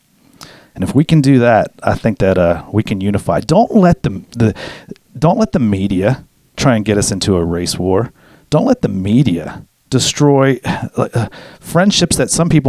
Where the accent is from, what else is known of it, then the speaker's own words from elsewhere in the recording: United States; I'm an American